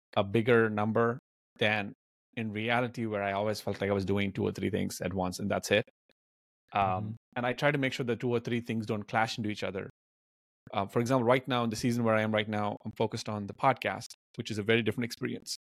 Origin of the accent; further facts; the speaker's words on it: Hyderabad, Telangana, India; also born or lived in Bamuru (village), India; when we moved from Bamuru to Hyderabad, the city, and fa- the family was in a financially tough situation. I was like 12, 13 years old